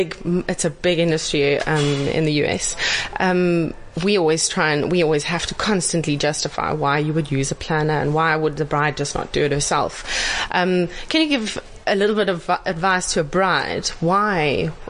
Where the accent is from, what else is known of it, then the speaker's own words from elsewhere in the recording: South Africa; for being a South African supplier, I'm not going to lie, it's very overwhelming sitting here.